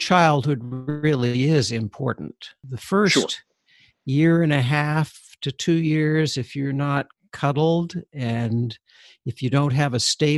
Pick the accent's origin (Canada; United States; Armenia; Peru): Canada; I'm Canadian